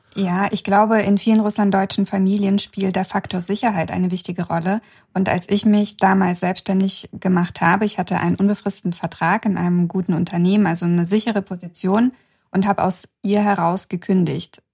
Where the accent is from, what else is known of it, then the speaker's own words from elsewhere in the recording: Kazakhstan; now in Germany; damit gehöre ich zu den nur vier Prozent der Aussiedlerinnen aus Kasachstan, die in Deutschland leben und selbstständig sind